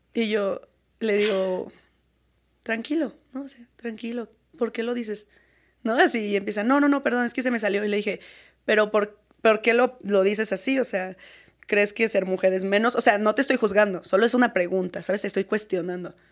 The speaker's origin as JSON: {"language": "Spanish", "region": "Querétaro", "country": "Mexico", "said": "yo soy de Querétaro"}